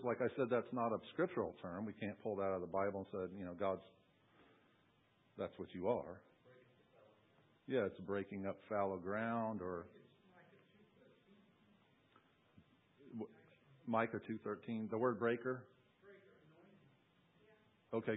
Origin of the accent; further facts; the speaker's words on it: Long Island, New York, United States; I grew up in New York on Long Island, and we lived right on the coast